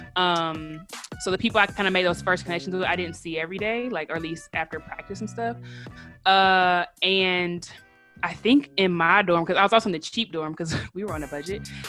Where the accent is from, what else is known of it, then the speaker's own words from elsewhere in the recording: Detroit, Michigan, United States; also born or lived in Lansing, Michigan / North Carolina; I'm from Detroit, but I wasn't born there. So my mom had me when she was in college at Michigan State. So we actually lived in Lansing until I was eight, and then I moved to Detroit.